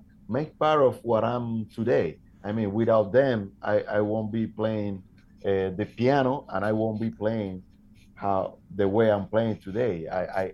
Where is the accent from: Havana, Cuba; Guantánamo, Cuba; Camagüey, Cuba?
Havana, Cuba; moved away as an adult; now in Toulouse, France; I'm from Havana